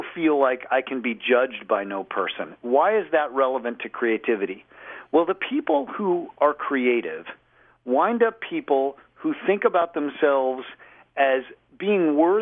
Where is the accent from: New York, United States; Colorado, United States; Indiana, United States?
Colorado, United States; Boulder; I grew up in Boulder, small town